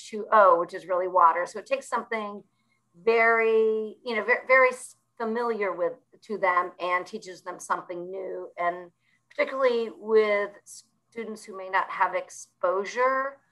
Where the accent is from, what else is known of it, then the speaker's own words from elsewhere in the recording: Buffalo, New York, United States; I grew up in Buffalo, New York